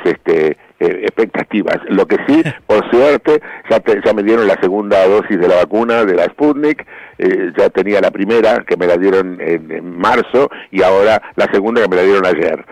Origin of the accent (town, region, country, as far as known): Argentina